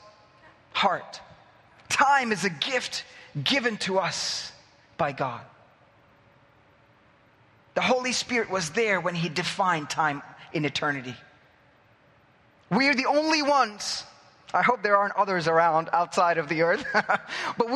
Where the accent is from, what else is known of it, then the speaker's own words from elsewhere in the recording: India; now in Cyprus; I'm from that culture. I'm from India